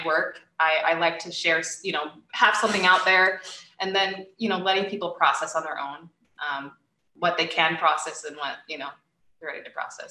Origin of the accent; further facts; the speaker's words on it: Utah, United States; moved away as an adult; also born or lived in United Kingdom; now in Seattle, United States; I was born and raised in Utah